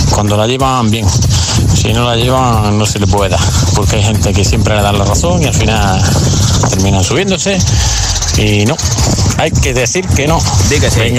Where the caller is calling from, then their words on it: Granada, Andalusia, Spain; Hola, buenas tardes. … de Granada.